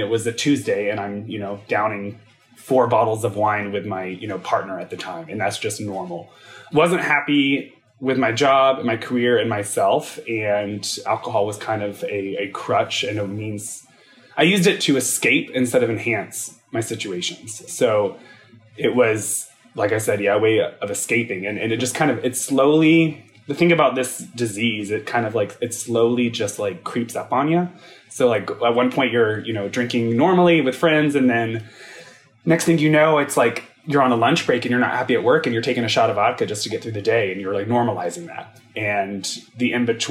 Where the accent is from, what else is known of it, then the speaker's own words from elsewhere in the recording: Charlotte, North Carolina, United States; moved away as an adult; also born or lived in Los Angeles; I'm from Charlotte, North Carolina, born and raised for 18 years, youngest of four children